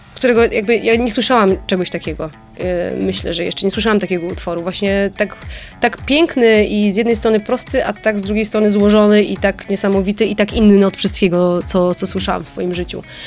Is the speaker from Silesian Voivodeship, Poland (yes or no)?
yes; Bytom, Silesian Voivodeship, Poland; ja jestem z Bytomia